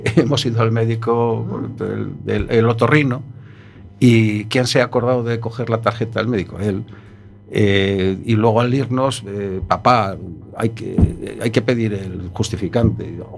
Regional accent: Madrid, Community of Madrid, Spain; Yo soy madrileño

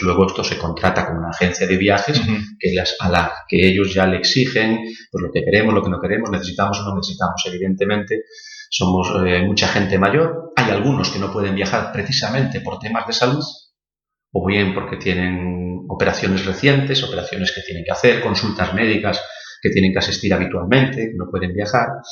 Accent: Galicia, Spain; como buen gallego había que trabajar el campo

